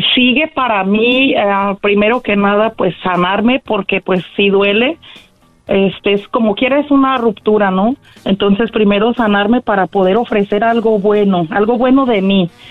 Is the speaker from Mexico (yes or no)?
yes; Guadalajara, Jalisco, Mexico; now in California, United States; soy de Guadalajara, pero vivo aquí en California